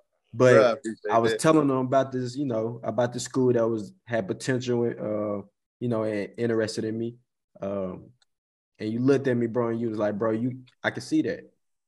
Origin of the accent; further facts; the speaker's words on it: near Forrest City, Arkansas, United States; I'm from Cote, Arkansas, bro. So, you know, that's the country outside of Forest City.